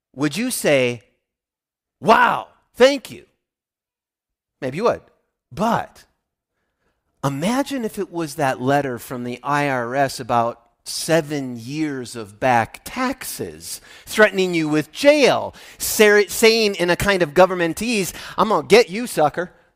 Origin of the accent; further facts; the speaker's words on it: Midwest, United States; I'm from the Midwest